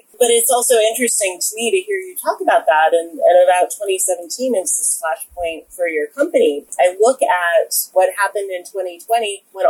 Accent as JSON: {"language": "English", "town": "Williamsburg", "region": "Virginia", "country": "United States", "said": "I'm from Williamsburg, Virginia, which is very similar to Charlottesville."}